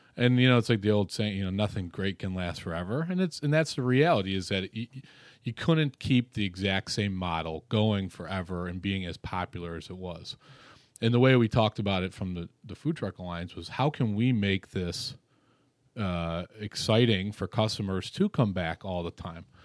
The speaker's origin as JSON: {"language": "English", "town": "Rochester", "region": "New York", "country": "United States", "said": "I come from Rochester, New York"}